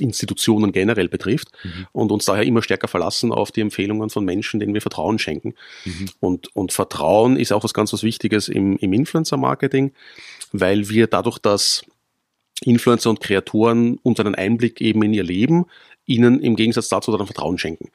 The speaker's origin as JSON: {"language": "German", "region": "Vienna", "country": "Austria", "tie": "born or raised there", "said": "Kaffee ist für mich wichtig als, als gebürtiger Wiener"}